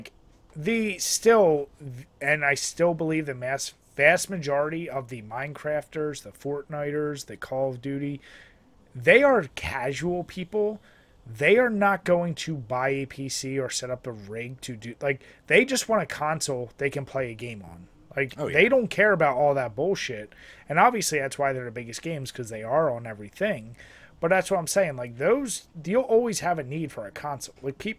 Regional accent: New York, United States; Like, no, I've just always loved them because I grew up in New York in this area, and I just love them.

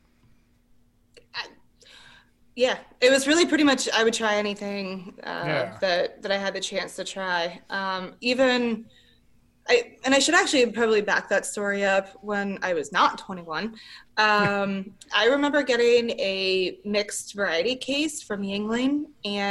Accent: Harrisburg, Pennsylvania, United States; also born or lived in Hershey, Pennsylvania; I grew up in Harrisburg and then I lived in Hershey

